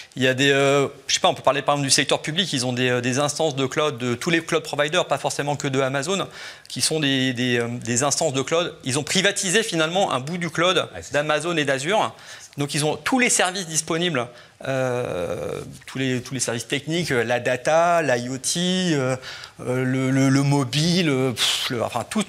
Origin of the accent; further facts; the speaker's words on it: France; on est des Français